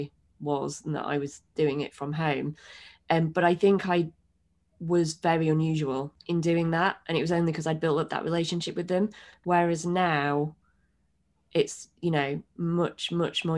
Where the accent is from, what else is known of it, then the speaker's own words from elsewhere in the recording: Bradford, Yorkshire and the Humber, United Kingdom; also born or lived in Sheffield / London; I'm from Bradford originally, and I went to university in Sheffield